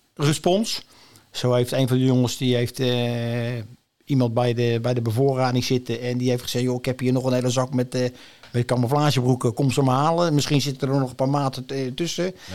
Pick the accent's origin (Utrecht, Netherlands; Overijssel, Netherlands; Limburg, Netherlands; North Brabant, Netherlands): Overijssel, Netherlands; Almelo; also born or lived in Leiderdorp; now in Noordwijk, Netherlands; ik ben, kom oorspronkelijk uit het oosten van het land. Ik ben in Almelo geboren.